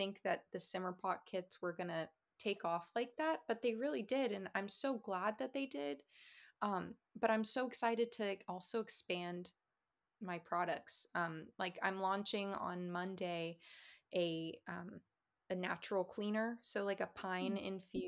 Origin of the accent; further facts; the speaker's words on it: Florida, United States; moved away; I'm from Florida